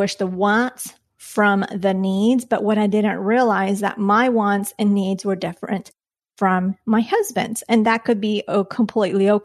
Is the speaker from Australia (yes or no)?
no; Colombia; now in United States; growing up in Colombia